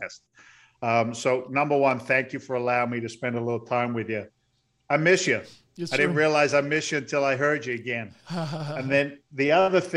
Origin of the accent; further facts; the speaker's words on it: Andover, South East England, United Kingdom; moved away; also born or lived in London; Actually grew up in the south of England, in the countryside, if you will, an overspill town called Andover in Hampshire